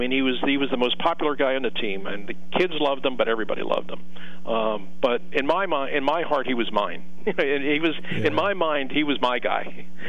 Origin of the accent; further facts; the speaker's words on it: Philadelphia, Pennsylvania, United States; He's going to be coming to my hometown.